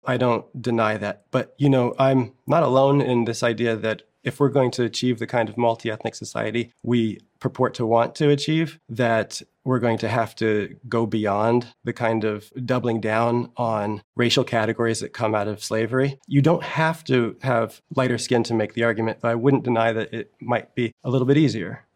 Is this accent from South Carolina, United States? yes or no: no; not far from Newark, New Jersey, United States; I grew up in New Jersey, not far from Newark, New Jersey